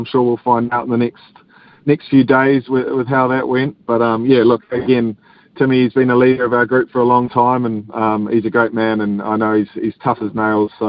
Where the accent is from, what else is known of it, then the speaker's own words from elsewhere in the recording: New Zealand; also born or lived in Western Australia, Australia; being a New Zealander that played a little bit of high school cricket in Western Australia as well